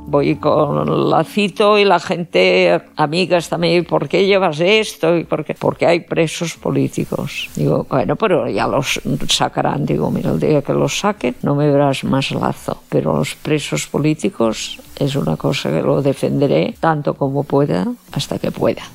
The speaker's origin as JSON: {"language": "Spanish", "region": "Catalonia", "country": "Spain", "first_language": "Catalan", "second_language": "Spanish", "said": "Soy catalana, vivo en Cataluña"}